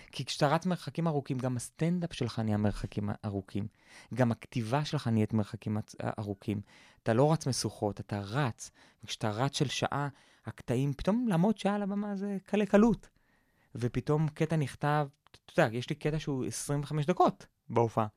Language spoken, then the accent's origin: Hebrew; Israel; גדלתי בקיבוץ